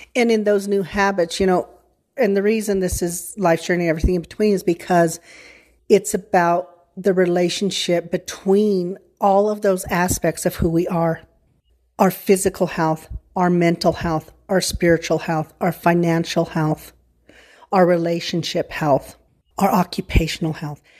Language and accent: English; San Luis Valley, Colorado, United States; I grew up in the San Luis Valley